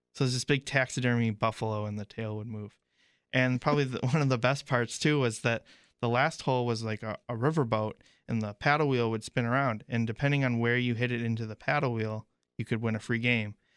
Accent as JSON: {"language": "English", "region": "Illinois", "country": "United States", "tie": "born or raised there", "said": "growing up in Illinois"}